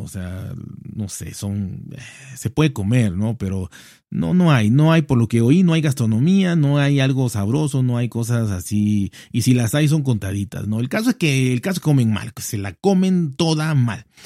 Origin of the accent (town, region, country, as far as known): Mexico